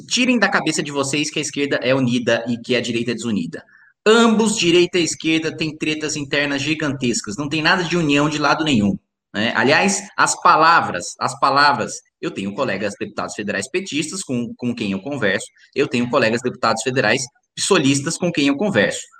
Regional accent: interior of São Paulo, Brazil; Aqui eu sou o único caipira

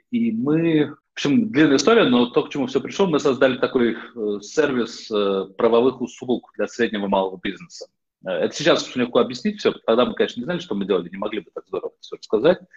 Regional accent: Netherlands; also born or lived in Moscow, Russia / United States; Я родился в Москве, почему я говорю по-русски. В раннем детстве, еще в советское время, мои родители приехали в США. Я там жил в детстве. В какой-то момент оказался еще в довольно раннем детстве в Нидерландах, где, в общем, мой дом, где я прожил почти всю жизнь.

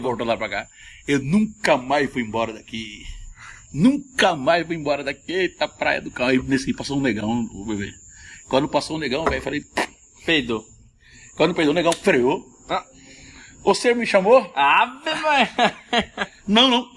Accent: Cuiabá, Mato Grosso, Brazil; accent: Cuiabano; fala o cuiabano como é pra ser, é, fala como eu falo, autenticamente

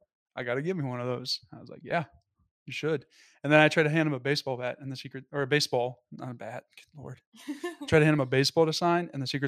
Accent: Louisville, Kentucky, United States; I am from Louisville, Kentucky.

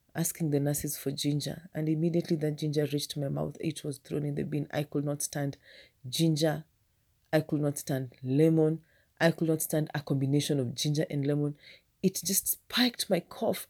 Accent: Kenya; I know my people. I'm a Kenyan

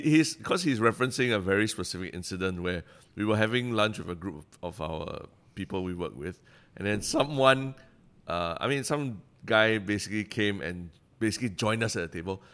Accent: Singapore

